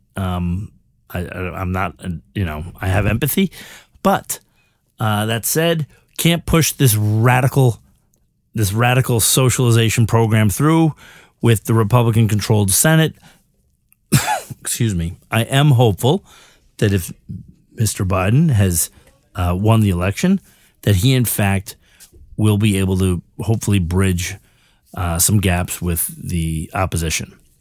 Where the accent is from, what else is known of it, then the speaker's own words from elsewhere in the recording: United States; as an American